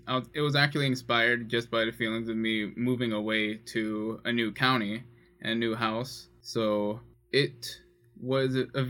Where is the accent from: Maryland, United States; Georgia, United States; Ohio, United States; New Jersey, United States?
Georgia, United States; Lithonia; born or raised there